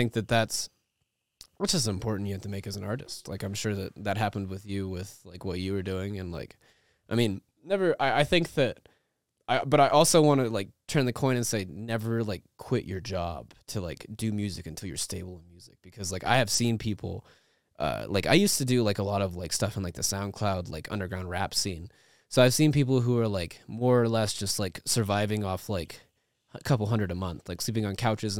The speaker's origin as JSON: {"language": "English", "town": "Amarillo", "region": "Texas", "country": "United States", "tie": "born or raised there", "said": "I grew up in Amarillo, Texas, and there was no dubstep in Amarillo, Texas"}